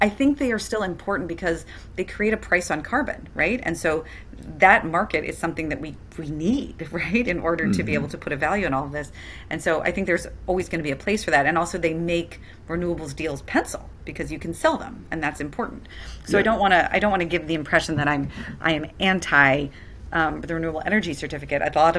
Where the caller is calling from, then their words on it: Santa Monica, California, United States; For example, where I'm beaming in from Santa Monica, we are on 100% renewable power tariff through the Clean Power Alliance with the Community Choice.